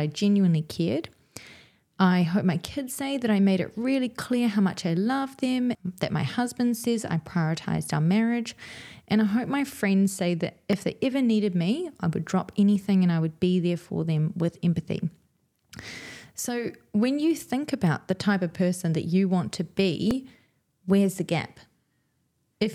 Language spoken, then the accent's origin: English; New Zealand; two Kiwi girls who trained in ECE